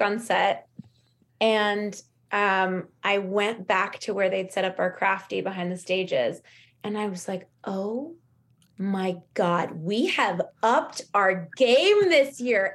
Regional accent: Los Angeles, California, United States; there was a lot available to us growing up in Los Angeles

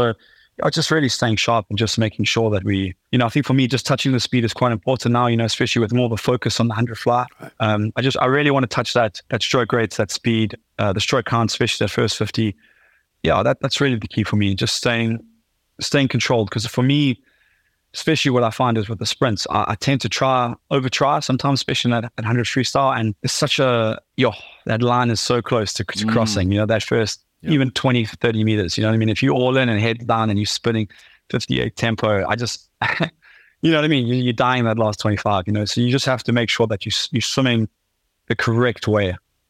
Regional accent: South Africa; especially as like a South African man, you could say, you know, we pride ourselves on being strong men

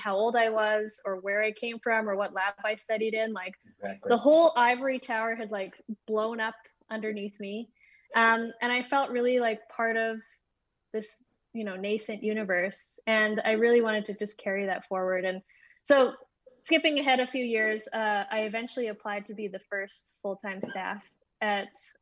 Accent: Edmonton, Alberta, Canada; I grew up here in Edmonton, Alberta

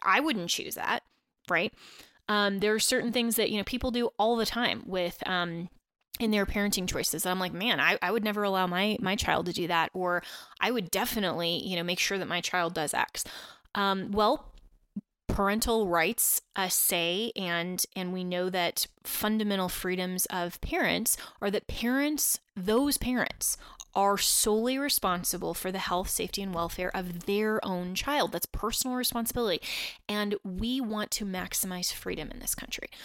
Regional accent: Colorado, United States; also born or lived in Washington, D.C.; the great state of Colorado, um, my home state, and, uh, where I grew up

